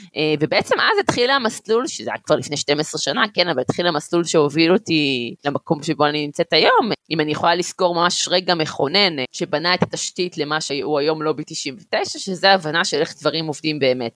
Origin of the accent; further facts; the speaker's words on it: Gan Yavne, Central District, Israel; also born or lived in Beersheba; נולדתי בבאר שבע וגדלתי בחור קטן שנקרא גן יבני